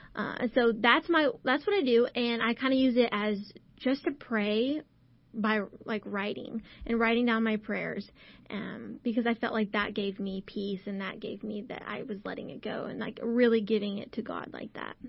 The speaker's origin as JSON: {"language": "English", "town": "Burnet", "region": "Texas", "country": "United States", "tie": "born or raised there", "said": "my hometown"}